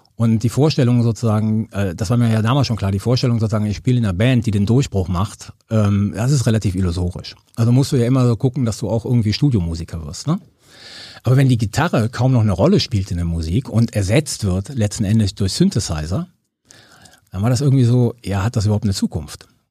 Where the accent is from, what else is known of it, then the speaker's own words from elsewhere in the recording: Cologne, North Rhine-Westphalia, Germany; also born or lived in Sardinia; ich bin in Köln-Chorweiler äh, aufgewachsen